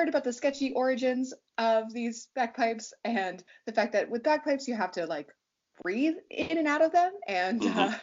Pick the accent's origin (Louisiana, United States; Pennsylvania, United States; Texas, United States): Pennsylvania, United States; Pittsburgh; also born or lived in Virginia; I was born in Virginia, but we moved to the like Allegheny County, Pittsburgh region when I was like 3 or 4